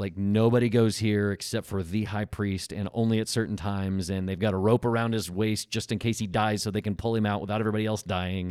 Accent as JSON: {"language": "English", "region": "Tornado Alley", "country": "United States", "tie": "born or raised there", "moved": "as an adult", "lives_now": "California, United States", "said": "I grew up in Tornado Alley"}